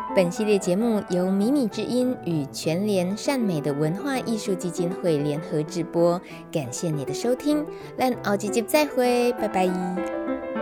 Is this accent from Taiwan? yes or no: yes; central Taiwan, Taiwan; now in Yilan, Taiwan; 我呢，是在中部的小农村长大